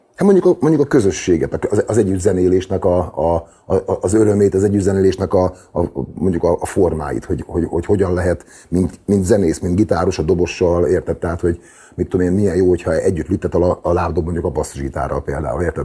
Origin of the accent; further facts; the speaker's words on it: Debrecen, Hajdú-Bihar, Hungary; az a város, ahol születtem, meg ahol felnőttem, meg ahol éltem világéletemben